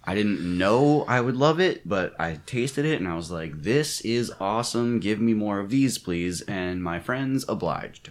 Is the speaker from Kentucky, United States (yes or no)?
no; Maryland, United States; moved away; also born or lived in Pennsylvania; I'm originally from Maryland